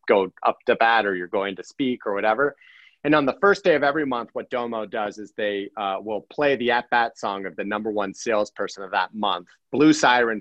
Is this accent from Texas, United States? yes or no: no; Akron, Ohio, United States; I was born in Akron